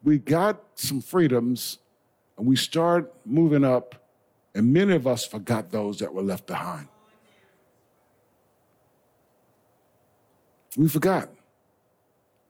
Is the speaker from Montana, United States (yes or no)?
no; Blair, South Carolina, United States; moved away; growing up in Blair, South Carolina